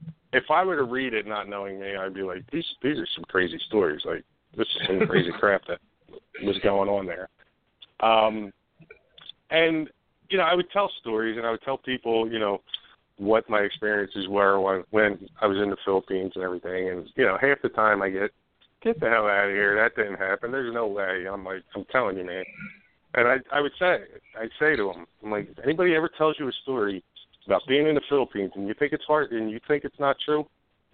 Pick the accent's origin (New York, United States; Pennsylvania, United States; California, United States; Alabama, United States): Pennsylvania, United States; Upper Darby; I grew up on Dermont Avenue, right off of Lansdowne Avenue